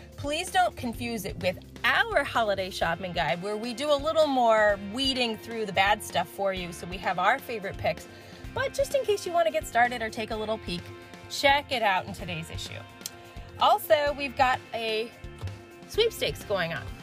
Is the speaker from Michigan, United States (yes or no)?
no; New York, United States; I'm a New Yorker